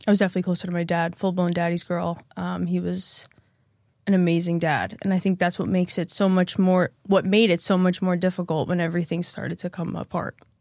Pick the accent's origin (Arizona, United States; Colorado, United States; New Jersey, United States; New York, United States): New Jersey, United States; central; I grew up in central New Jersey, um, suburb, middle class, lower middle class family